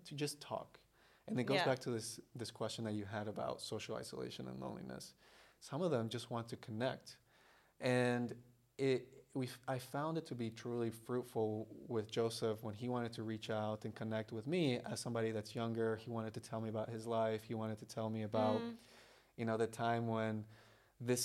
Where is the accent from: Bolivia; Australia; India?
Bolivia; also born or lived in Brazil; now in United States; I was born in Brazil. I was raised in Bolivia